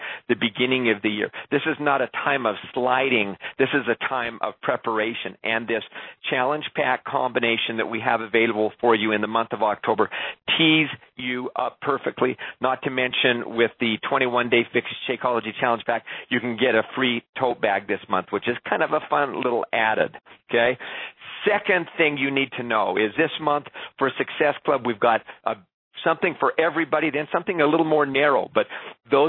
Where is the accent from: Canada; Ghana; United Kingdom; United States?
Canada; being a Canadian